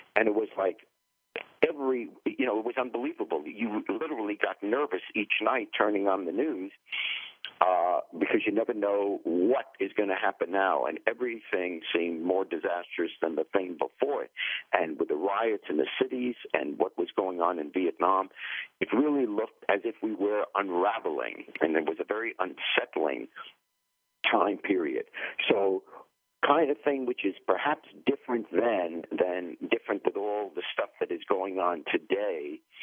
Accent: New York, United States; also born or lived in England; I grew up in New York

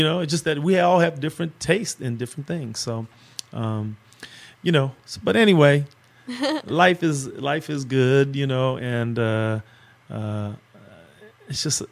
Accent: Los Angeles, California, United States; I grew up in South Central Los Angeles

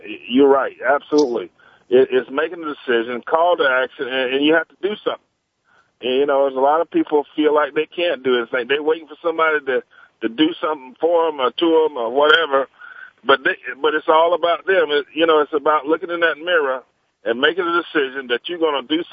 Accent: Magnolia, North Carolina, United States; near my hometown of Magnolia in Wilmington, North Carolina

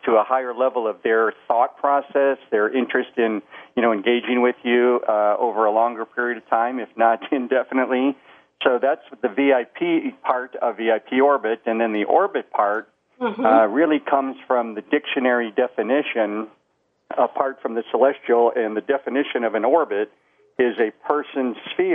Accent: Chicago, Illinois, United States; I was born and raised in Chicago.

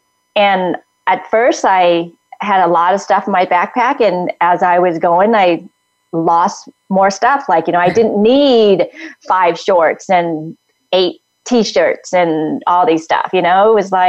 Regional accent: Vietnam; I mean, I came from Vietnam all the way here

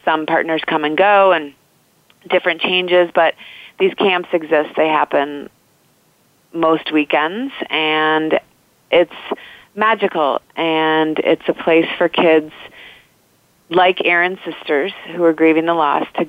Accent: Indiana, United States; where I grew up in Indiana

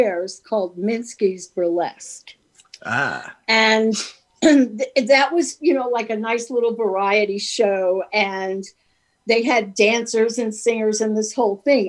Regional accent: New York City, New York, United States; moved away as an adult; now in Midwest, United States; I grew up in Brooklyn

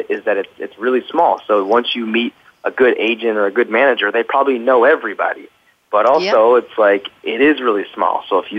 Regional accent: Midwest, United States; moved away as an adult; now in Los Angeles, United States; I'm from the Midwest. Sometimes instead of saying going to, we say gonna.

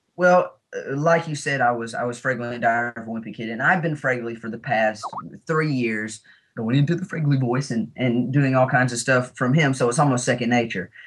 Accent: Alabama, United States; we're both from Alabama. This was the first film that I've ever filmed in my home state

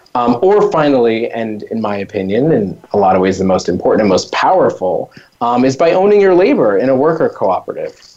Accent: New York, United States; having grown up in New York and yet being kind of new to this country

